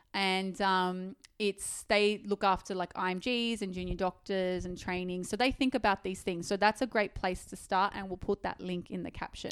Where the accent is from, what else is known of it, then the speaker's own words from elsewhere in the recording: Sydney, New South Wales, Australia; I actually was born and raised in Sydney, and I hate living in Sydney.